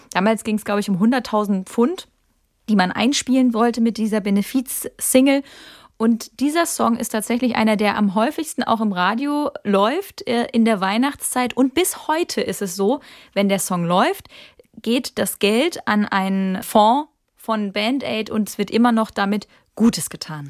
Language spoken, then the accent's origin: German; Kaiserslautern, Rhineland-Palatinate, Germany; moved away; also born or lived in Baden-Baden; nach Hause fahre in meine Heimat, das ist Kaiserslautern